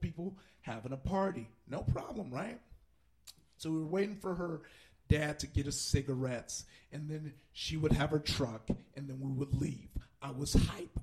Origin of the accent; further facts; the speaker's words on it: Compton, California, United States; I grew up in Compton